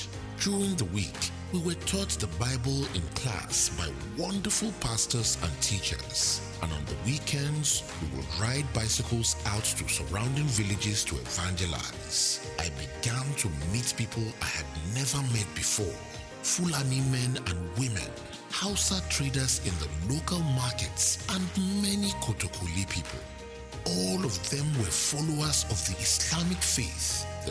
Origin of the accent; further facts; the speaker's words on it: Lomé, Maritime, Togo; Togo is my home. It is a small country, but with many different ethnic groups. I am from the Ewe tribe, the largest ethnic group in Togo, and I grew up near the city of Lomé.